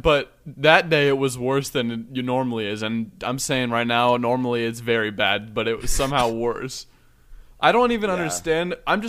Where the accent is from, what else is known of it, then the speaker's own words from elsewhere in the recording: Ohio, United States; I'm from Ohio